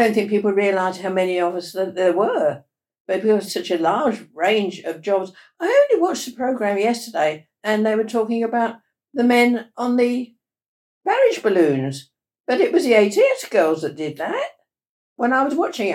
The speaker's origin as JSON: {"language": "English", "town": "Ilford", "region": "London", "country": "United Kingdom", "tie": "born or raised there", "also_born_or_lived": "Plymouth / Glasgow", "said": "I was born in Ilford in Essex"}